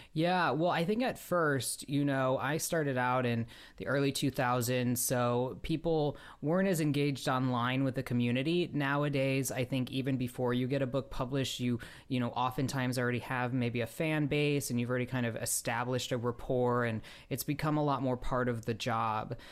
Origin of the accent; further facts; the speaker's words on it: Chicago, Illinois, United States; now in Los Angeles, United States; I grew up outside Chicago